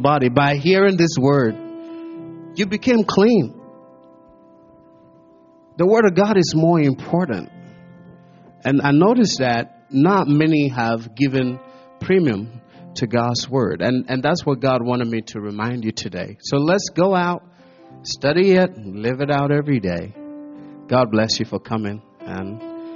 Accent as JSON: {"language": "English", "country": "Ghana", "also_born_or_lived": "America", "moved": "yes", "lives_now": "United States", "said": "I'm a Ghanaian living in America"}